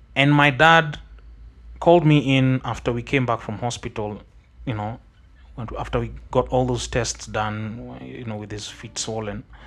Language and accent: English; Kenya; I come from Kaksingri, which is really far away. Like, it's very close to Vigingo